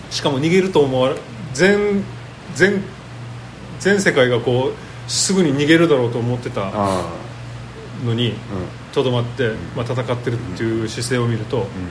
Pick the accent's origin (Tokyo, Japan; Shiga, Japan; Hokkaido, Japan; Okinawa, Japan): Okinawa, Japan; 俺沖縄人である俺